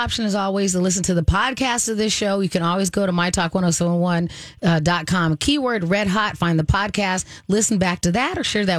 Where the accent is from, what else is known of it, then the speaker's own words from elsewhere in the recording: Arizona, United States; now in Twin Cities, United States; I grew up in Arizona and everything is all those ranch style one level houses.